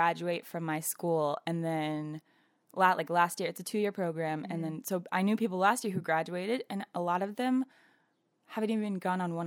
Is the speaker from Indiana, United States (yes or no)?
no; Atlanta, Georgia, United States; moved away as an adult; now in New York, United States; going home to Atlanta